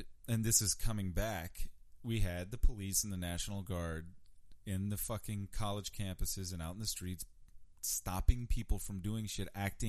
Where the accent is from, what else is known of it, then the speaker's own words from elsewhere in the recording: Richmond, Virginia, United States; also born or lived in New York; I grew up in Churchill